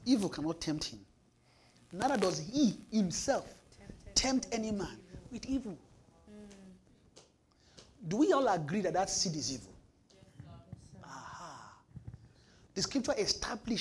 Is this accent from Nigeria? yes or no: yes; Nigeria; now in Winnipeg, Canada; we're from Nigeria